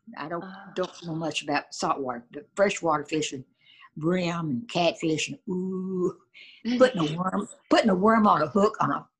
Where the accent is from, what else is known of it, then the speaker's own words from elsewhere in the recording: Georgetown, Kentucky, United States; born there; I was born in Georgetown, Kentucky.